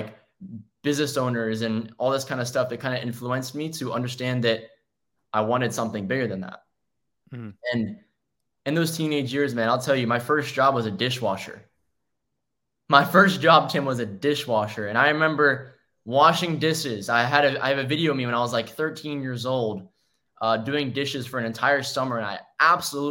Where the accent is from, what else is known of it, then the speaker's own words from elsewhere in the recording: Maryland, United States; I'm from Maryland originally